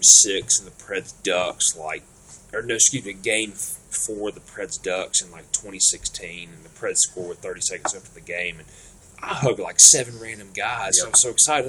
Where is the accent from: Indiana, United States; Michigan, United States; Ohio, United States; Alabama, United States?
Alabama, United States; we are from Alabama and we grew up following the Crimson Tide